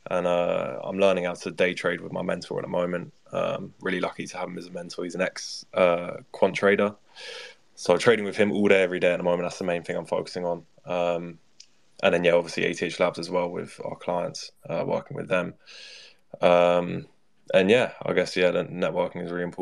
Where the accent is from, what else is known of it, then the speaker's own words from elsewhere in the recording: London, United Kingdom; I'm 19 years old. I'm from London